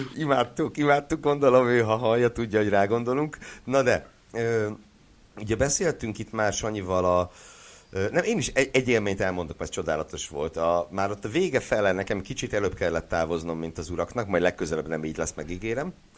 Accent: Szeged, Csongrád-Csanád, Hungary; Szegedi vagyok

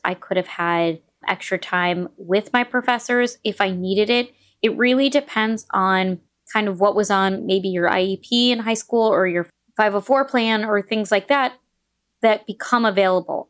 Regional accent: New York, United States; moved away as an adult; also born or lived in Indiana; I went to Indiana University, but I'm from New York

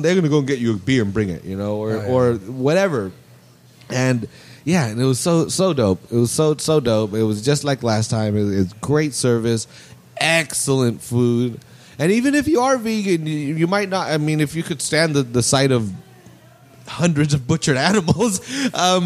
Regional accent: Salinas, California, United States; we're all from Salinas

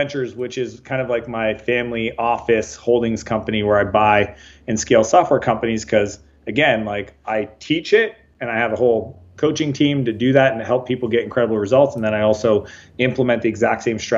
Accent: Canada; moved away as an adult; also born or lived in San Francisco, United States; So I'm Canadian, but I left home when I was 21. Spent a lot of time in the U.S. down in San Francisco

